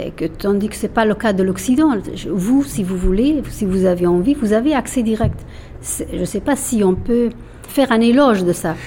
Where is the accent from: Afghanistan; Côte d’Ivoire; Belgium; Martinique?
Afghanistan; first language Persian; French is a second language; moved away as an adult; now in France